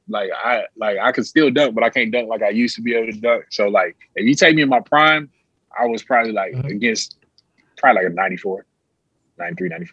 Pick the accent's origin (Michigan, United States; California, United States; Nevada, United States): Michigan, United States; Detroit; I'm from Detroit